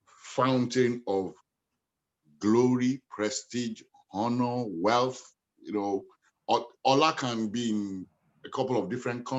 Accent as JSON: {"language": "English", "town": "Hackney", "region": "London", "country": "United Kingdom", "tie": "born there", "said": "My parents made love in Nigeria. And then I was born in Hackney. My mom just arrived on the 10th of February."}